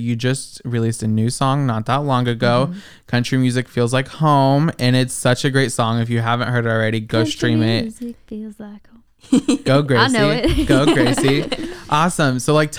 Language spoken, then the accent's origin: English; Iowa, United States; I mean, I'm from Iowa, and every single time, I mean, the first time I came down here, I was down here during CMA Fest.